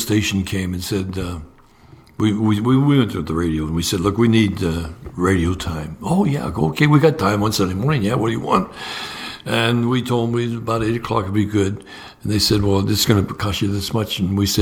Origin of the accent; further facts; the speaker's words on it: Pennsylvania, United States; moved away; I'm from Pennsylvania